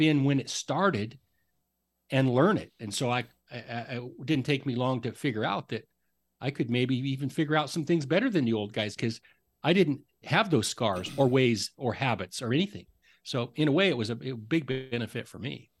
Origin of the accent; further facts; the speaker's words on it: Idaho, United States; moved away as an adult; also born or lived in Oregon; now in Seattle, United States; growing up in Idaho, going to school in Oregon, and then really spending my adult life mostly in Seattle, I guess. I'm a Northwest guy